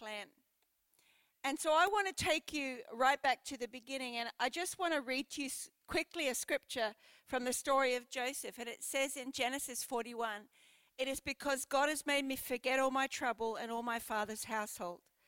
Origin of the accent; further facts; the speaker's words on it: Brisbane, Queensland, Australia; moved away as an adult; also born or lived in United Kingdom; now in Port Lincoln, Australia; I'm originally from Brisbane.